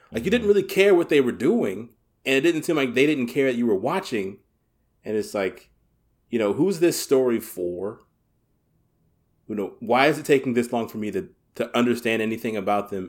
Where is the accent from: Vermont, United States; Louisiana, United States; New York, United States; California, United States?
Louisiana, United States; Southern; I grew up in Southern Louisiana